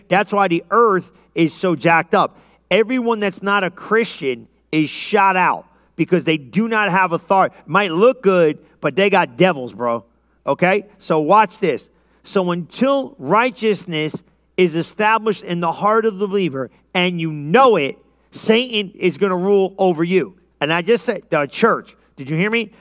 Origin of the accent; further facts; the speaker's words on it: Lodi, United States; I grew up in Lodi